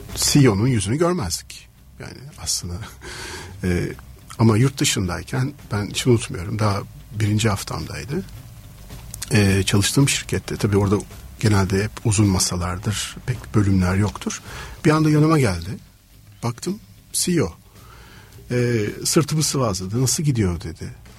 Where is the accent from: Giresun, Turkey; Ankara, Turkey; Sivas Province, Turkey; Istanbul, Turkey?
Istanbul, Turkey; İstanbul'da doğdum